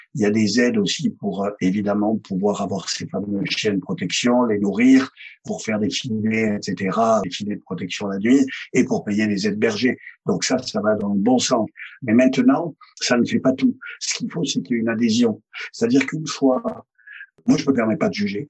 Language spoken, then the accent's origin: French; Provence-Alpes-Côte d'Azur, France; je suis fils d'assureur. C'est-à-dire que ça connaît dans mon bled des Hautes-Alpes. Mon père était assureur